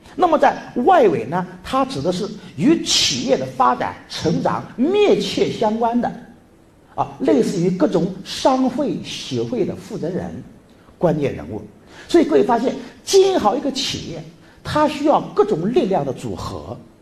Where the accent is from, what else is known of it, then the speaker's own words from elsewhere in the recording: Lianyungang, Jiangsu, China; accent: Subei; moved away; 我是江苏苏北的林荫岗